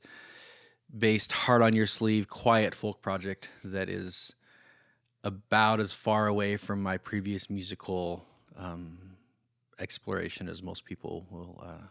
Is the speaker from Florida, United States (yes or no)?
no; Oregon, United States; So growing up in this Christian environment, I grew up in Oregon, so I'm not talking about anybody in Kansas City.